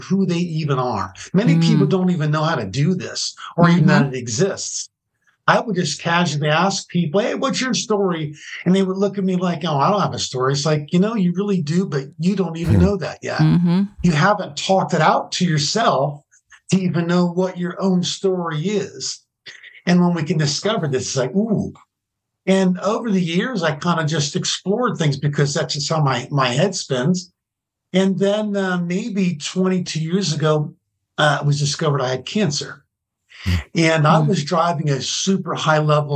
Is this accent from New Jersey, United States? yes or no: yes; New Jersey, United States; moved away as an adult; also born or lived in California; I grew up in New Jersey in a little community that's had 4,500 people in it.